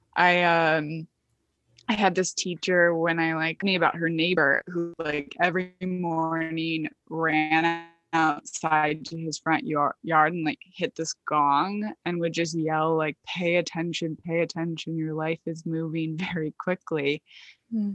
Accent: Michigan, United States; now in Brooklyn, New York, United States; I'm from Michigan

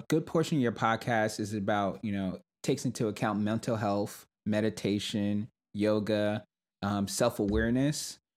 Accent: New York City, New York, United States; I grew up in Brooklyn, New York

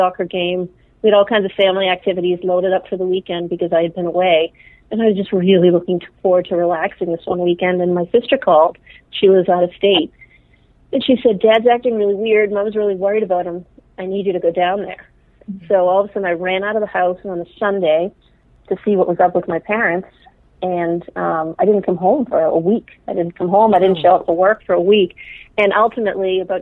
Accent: Dedham, Massachusetts, United States; I grew up outside of Boston in a town called Dedham

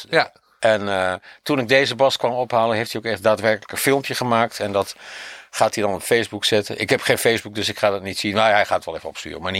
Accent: Winterswijk, Gelderland, Netherlands; ik kom daar ook vandaan.

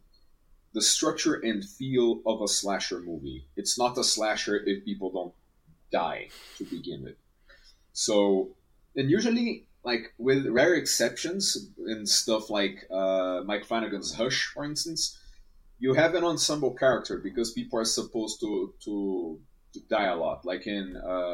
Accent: Brazil; I'm from Brazil

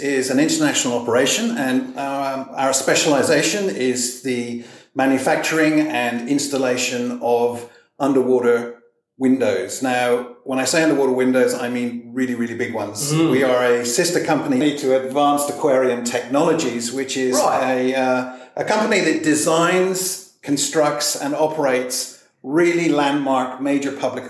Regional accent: South West England, United Kingdom; accent: melting pot of different accents; also born or lived in Europe / Asia / America; now in Australia; My accent's a little bit messed up because it's a melting pot of different accents. I actually grew up in regional England in the Cotswolds.

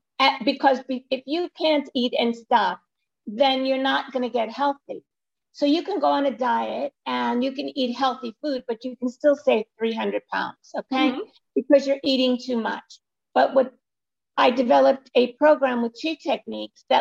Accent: New York City, New York, United States; I live in New York City, not far from the Empire State Building. And I was born in Brooklyn

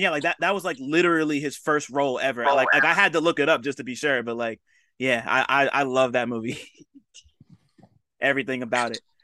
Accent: New Jersey, United States; he's about to play my hometown not too soon. Like, he's about to play um in Jersey.

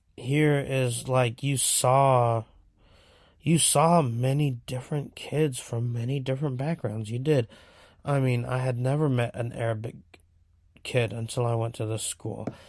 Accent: Seaside, California, United States; also born or lived in Monterey, California; I was born in Monterey at Chomp, um, but I was raised in Seaside, California

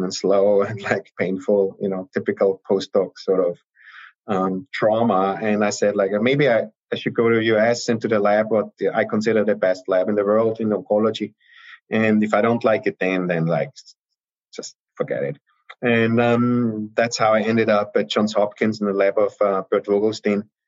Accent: Austria; moved away as an adult; also born or lived in Salzburg, Austria / Heidelberg, Germany / Vienna, Austria; now in United States; I'm originally from Austria.

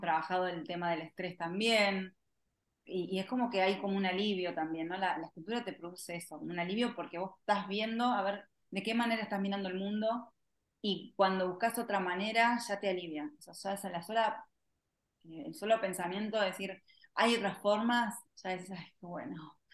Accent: Argentina; como le decimos acá en Argentina

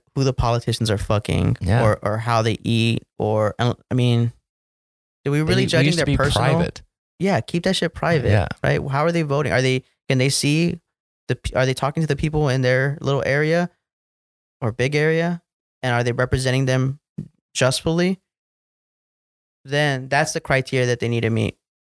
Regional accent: Texas, United States; So first team is Cowboys, obviously, because I grew up in Texas.

